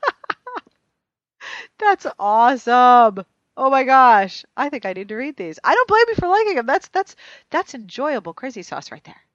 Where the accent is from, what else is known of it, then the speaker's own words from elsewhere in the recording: Pennsylvania, United States; my home state